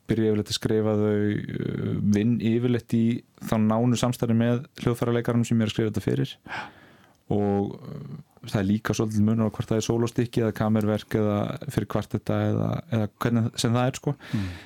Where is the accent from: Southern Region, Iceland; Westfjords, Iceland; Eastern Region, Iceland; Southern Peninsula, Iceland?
Westfjords, Iceland; Ísafjörður; ég er sjálfur frá Ísafyrði